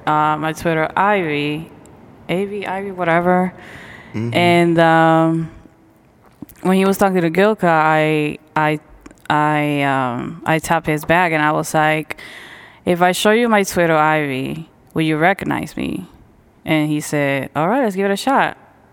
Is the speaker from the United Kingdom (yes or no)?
no; Ponce, Puerto Rico; Puerto Rico. Ponce.